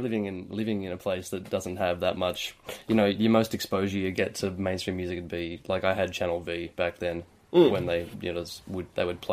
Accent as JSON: {"language": "English", "town": "Tamworth", "region": "New South Wales", "country": "Australia", "tie": "born or raised there", "moved": "as an adult", "lives_now": "Newcastle, Australia", "said": "Growing up there"}